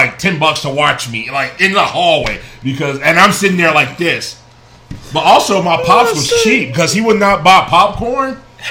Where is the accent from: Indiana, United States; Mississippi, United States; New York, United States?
Indiana, United States; Gary; I'm from Gary, Indiana.